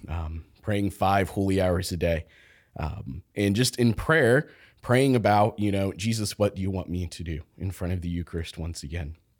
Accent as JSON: {"language": "English", "town": "Topeka", "region": "Kansas", "country": "United States", "tie": "born or raised there", "lives_now": "Olathe, United States", "said": "I grew up in Topeka, Kansas"}